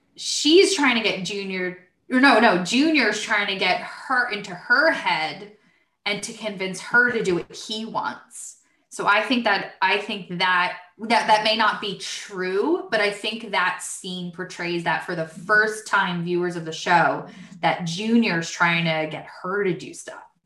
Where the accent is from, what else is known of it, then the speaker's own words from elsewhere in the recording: Brick, New Jersey, United States; We grew up in Brick, New Jersey, but our parents are from Harrison and Newark, so that explains the accents